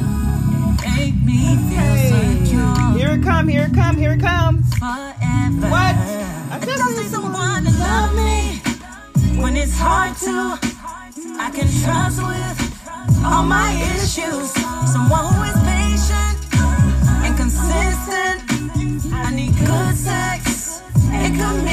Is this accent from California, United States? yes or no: yes; San Bernardino, California, United States; now in Fort Worth, United States; coming at you from Fort Worth, Texas, born and raised in San Bernardino, California.